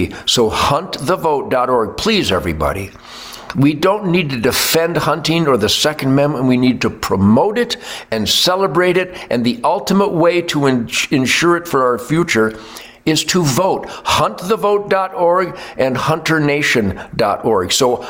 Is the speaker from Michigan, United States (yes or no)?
yes; Detroit, Michigan, United States; So the little old guitar player from Detroit, I fought back.